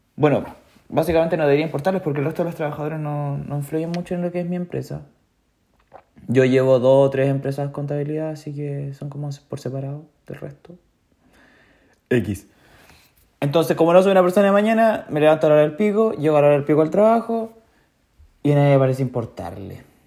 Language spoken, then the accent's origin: Spanish; Chillán, Ñuble, Chile; Yo nací en Chillán, eh, Chile